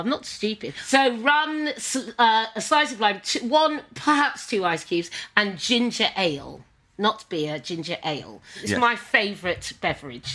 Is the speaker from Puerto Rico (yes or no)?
no; Suffolk, East of England, United Kingdom; I'm from Suffolk